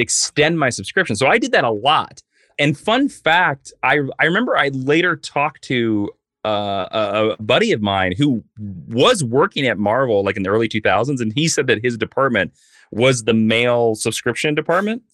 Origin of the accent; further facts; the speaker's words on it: Stark, Kansas, United States; moved away as an adult; now in Los Angeles, United States; I grew up on a farm two and a half miles east of Stark, Kansas